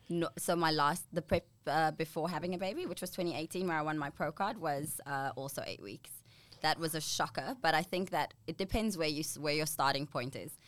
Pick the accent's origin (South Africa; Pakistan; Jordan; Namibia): Namibia; moved away as an adult; now in Australia; I'm from a little country. Well, it's actually quite a big country.